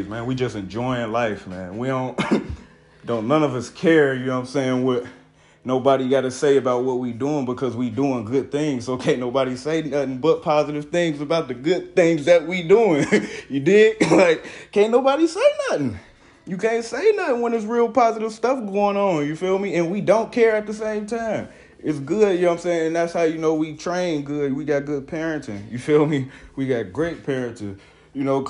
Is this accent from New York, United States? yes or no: no; Cincinnati, Ohio, United States; I'm from the Natty, Cincinnati, Ohio